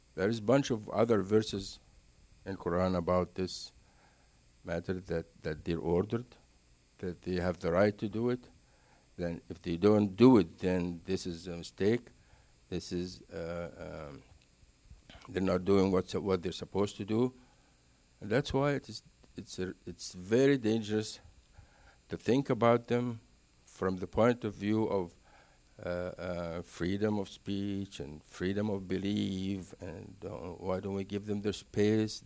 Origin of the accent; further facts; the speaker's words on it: Cairo, Cairo Governorate, Egypt; English is a second language; moved away; born and raised in Egypt, Cairo. Uh, I actually lived about fifteen minutes from the pyramids.